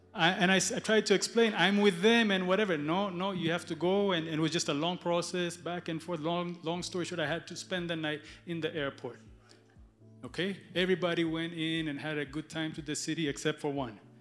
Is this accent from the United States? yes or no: no; Ethiopia; moved away; I was born in Ethiopia.